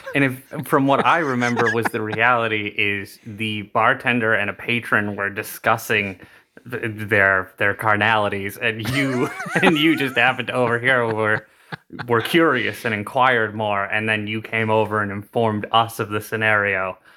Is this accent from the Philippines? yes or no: no; New Bedford, Massachusetts, United States; accent: older New England accent; we grew up in New Bedford, Massachusetts